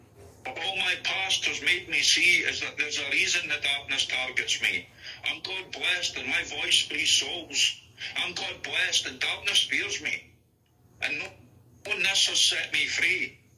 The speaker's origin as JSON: {"language": "English", "region": "Scotland", "country": "United Kingdom", "accent": "mixed Scottish", "said": "I've lived in like 4 different areas in Scotland as well. That's why, like, my accent's just a mixture of loads of different areas, loads of different accents."}